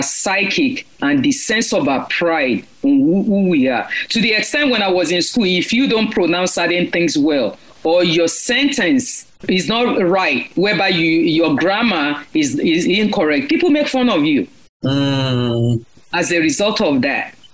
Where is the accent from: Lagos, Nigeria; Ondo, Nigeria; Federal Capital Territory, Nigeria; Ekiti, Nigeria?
Lagos, Nigeria; now in United States; I'm Yoruba myself, okay, born in Lagos